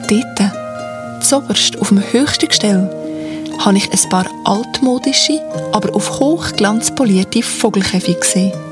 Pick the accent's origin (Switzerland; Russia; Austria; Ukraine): Switzerland; Central Switzerland; In meiner Heimatstadt im Herz der Schweiz lebt ein Schokolatier.